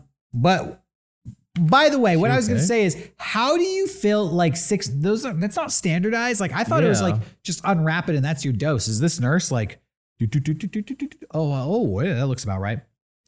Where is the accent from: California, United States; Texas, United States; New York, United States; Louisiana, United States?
California, United States; San Diego; I live in San Diego. I was born and raised in San Diego.